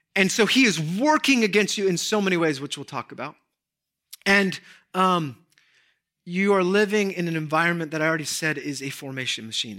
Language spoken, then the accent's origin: English; Southern California, United States; I grew up in Southern California.